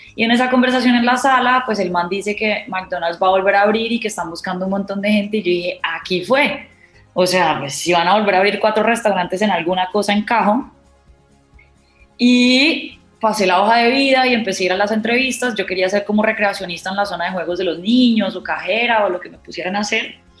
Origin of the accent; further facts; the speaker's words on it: Cali, Valle del Cauca, Colombia; moved away as an adult; also born or lived in Montpellier, France; Yo nací en Cali